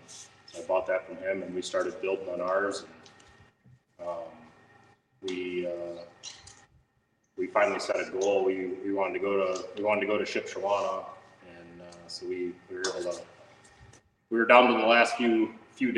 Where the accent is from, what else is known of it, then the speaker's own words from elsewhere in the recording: Clinton, Wisconsin, United States; I grew up in Clinton, Wisconsin, just down by Janesville